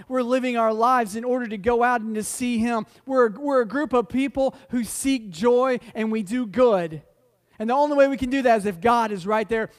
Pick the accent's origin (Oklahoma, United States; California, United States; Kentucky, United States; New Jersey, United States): Oklahoma, United States; Oklahoma City; moved away; when I was younger, I grew up in Oklahoma City